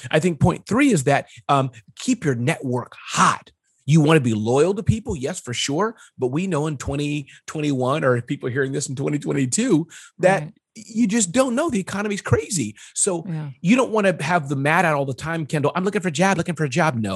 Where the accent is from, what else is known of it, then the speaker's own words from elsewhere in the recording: China; born there; I was born in China and I speak fluent Mandarin.